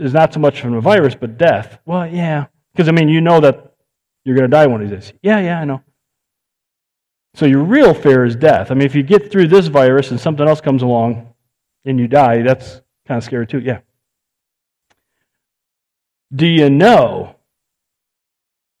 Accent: United States; I'm an American.

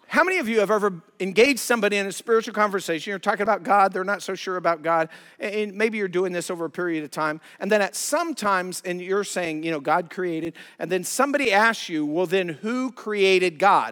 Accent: Colorado, United States; moved away; I'm from Colorado, love the Rockies, love the mountains

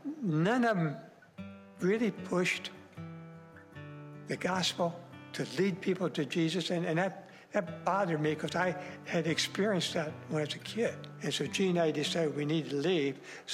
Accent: Burgoon, Ohio, United States; also born or lived in Willard, Ohio; I attend Grace Point in Northwood. I was born in Willard, Ohio. And my folks moved to Burgoon. And so I attended, my home church was Burgoon.

